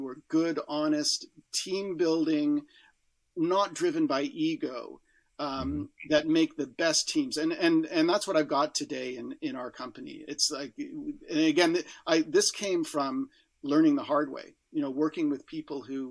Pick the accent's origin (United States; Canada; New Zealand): Canada; as a Canadian